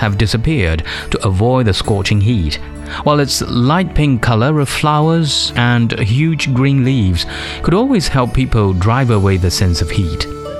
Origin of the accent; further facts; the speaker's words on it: Hangzhou, Zhejiang, China; Hangzhou city, which is my hometown